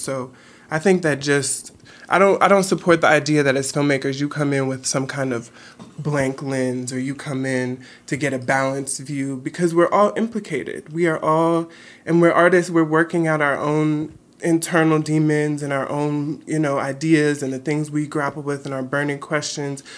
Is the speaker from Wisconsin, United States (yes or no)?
no; Los Angeles, California, United States; Growing up in South Central L A, you know, my mom pushed me in education